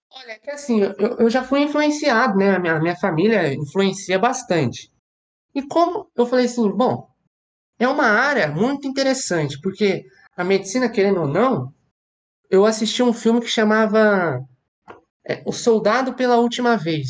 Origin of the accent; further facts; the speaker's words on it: Ourinhos, São Paulo, Brazil; moved away as an adult; now in Paraguay; Ana somos irmãos, nascemos em Ourinhos, São Paulo